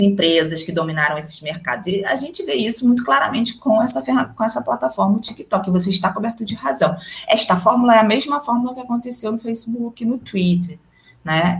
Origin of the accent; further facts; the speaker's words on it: Rio de Janeiro, Brazil; moved away as an adult; also born or lived in São Paulo; now in Mato Grosso, Brazil; criança criada em apartamento, mas que qualquer buraquinho que tinha, e sendo carioca, estava sempre na praia